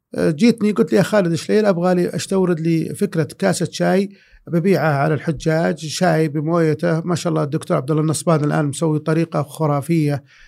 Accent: Saudi Arabia; انا سعودي

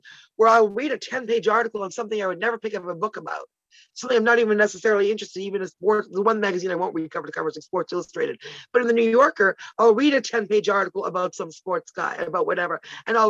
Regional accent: Toronto, Ontario, Canada; also born or lived in Ottawa; I grew up in Ottawa, which is the capital of Canada. And until at age 10, I moved to Toronto

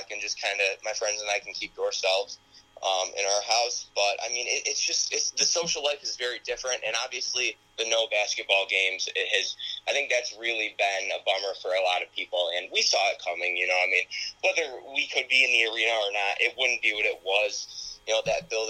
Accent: Perry, New York, United States; I'm from a small town in upstate New York. I'm from Perry, New York.

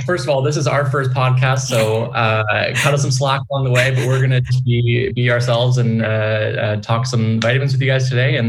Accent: Toronto, Ontario, Canada; accent: Canadian; also born or lived in Sweden; we're a couple of Canadians just out of Toronto, Ontario. So not too far from the U.S. border, but we are Canadian-based.

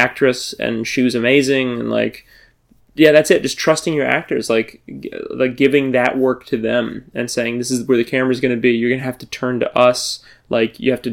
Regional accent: New Orleans, Louisiana, United States; I'm from New Orleans

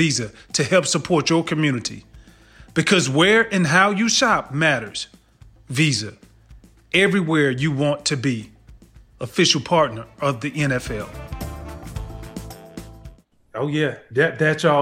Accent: Georgia, United States; I'm from Georgia

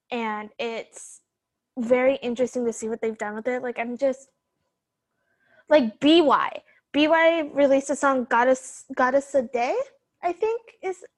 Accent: United States; me being American

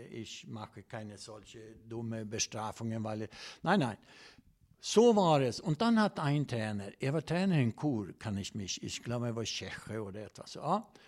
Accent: Sweden; German is a second language; ich komme aus Schweden

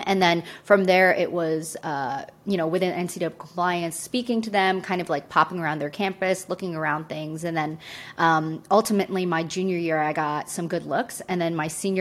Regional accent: Syracuse, New York, United States; I grew up in Syracuse, New York, so big on basketball, decently big at football

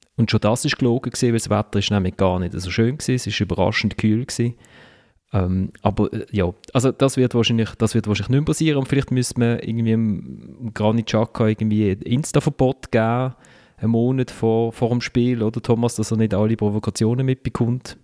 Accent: Basel, Basel-Stadt, Switzerland; ich als Basler

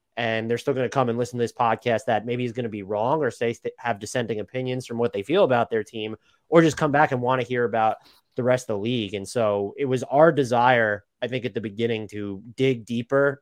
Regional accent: Long Island, New York, United States; I was born and raised in New York. Uh, Long Island, the suburbs have never lived in the city

